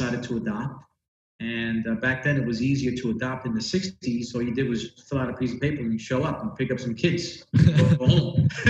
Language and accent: English; New York, United States; I grew up in New York in Spanish Harlem, a place called El Barrio, which is sort of nestled in between Midtown Manhattan and Upper Manhattan. So I grew up there my whole life